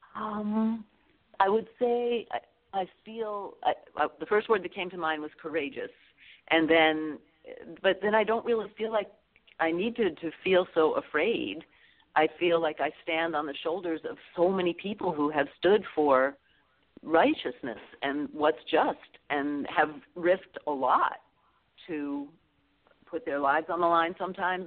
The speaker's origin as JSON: {"language": "English", "region": "Massachusetts", "country": "United States", "said": "I come from Massachusetts, so my filing was in Boston"}